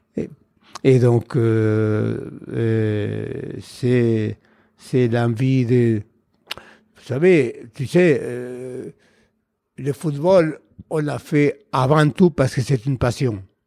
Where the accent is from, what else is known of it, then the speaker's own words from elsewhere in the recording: Buenos Aires, Argentina; French is a second language; moved away as an adult; also born or lived in Saint-Étienne, France; je suis né à Buenos Aires dans une famille très nombreuse